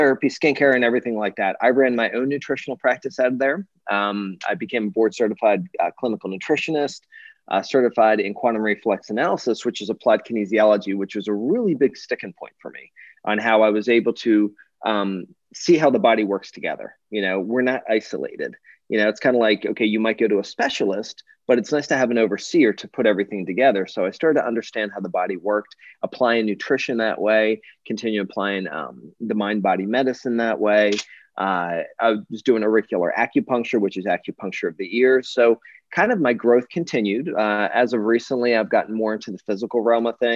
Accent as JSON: {"language": "English", "town": "Philadelphia", "region": "Pennsylvania", "country": "United States", "said": "I'm from the Philadelphia area originally."}